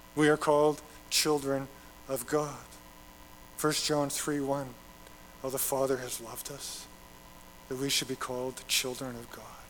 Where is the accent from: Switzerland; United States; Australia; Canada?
Canada; Alberta; moved away; I'm from Alberta but I, have lived here long enough